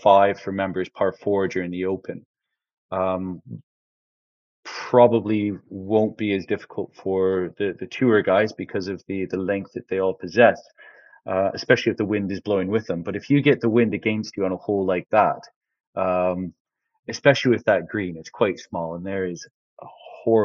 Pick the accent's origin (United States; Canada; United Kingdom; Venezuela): Canada; moved away as an adult; growing up in Canada